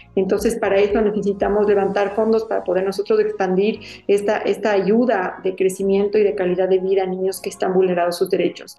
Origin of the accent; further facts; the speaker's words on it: Ecuador; como ecuatorianos